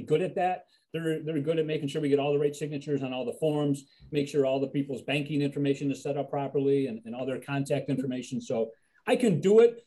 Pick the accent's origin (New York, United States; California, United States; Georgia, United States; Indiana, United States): New York, United States; Buffalo; now in Elmira, United States; I coming from Buffalo, born and raised in Buffalo.